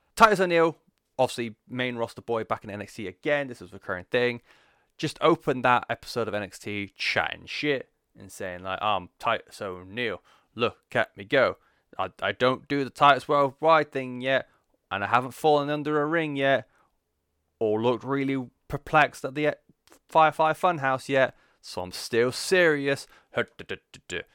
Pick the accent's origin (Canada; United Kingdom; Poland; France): United Kingdom; England; I'm English